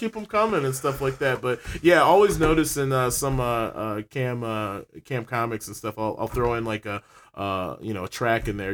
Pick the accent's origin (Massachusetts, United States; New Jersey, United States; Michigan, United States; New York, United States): Michigan, United States; Ann Arbor; Born and raised in Ann Arbor